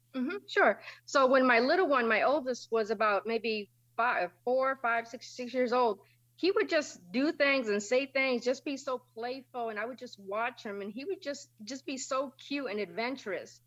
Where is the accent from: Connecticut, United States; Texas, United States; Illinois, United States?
Connecticut, United States; New London; I was born and raised in New London, Connecticut.